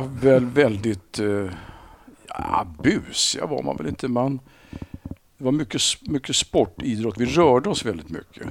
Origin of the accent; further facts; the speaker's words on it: Sundbyberg, Stockholm County, Sweden; Sumpan det sumpan jag växte upp